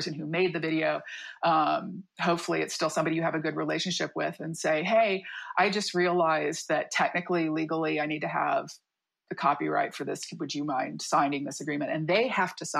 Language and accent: English; Midwest, United States; moved away as an adult; now in San Diego, United States; I'm from the Midwest. I moved out here